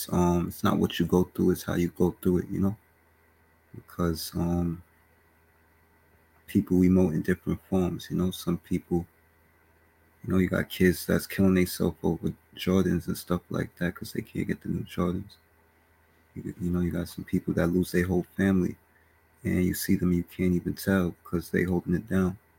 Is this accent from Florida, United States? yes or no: no; Bronx, New York, United States; Born and raised in the Bronx, New York.